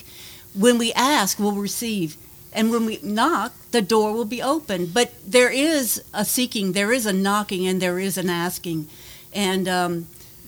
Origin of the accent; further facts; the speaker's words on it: Lafayette, Louisiana, United States; moved away as an adult; also born or lived in Texas / California; I was born in Lafayette, and I grew up in Lafayette